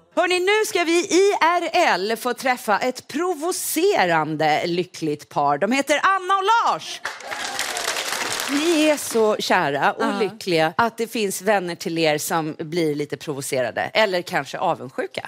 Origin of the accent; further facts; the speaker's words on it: Skåne, Sweden; moved away as an adult; also born or lived in Stockholm; now in Täby, Sweden; jag var nybliven stockholmare från Skåne du vet hur det är, landsbygd